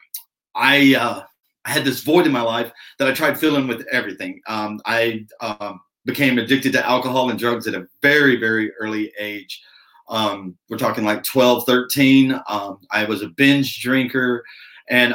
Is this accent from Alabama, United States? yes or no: yes; Alabama, United States; I was born down in Alabama